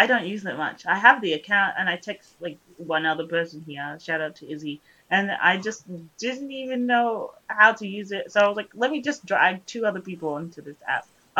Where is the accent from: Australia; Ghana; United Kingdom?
Australia; us Australians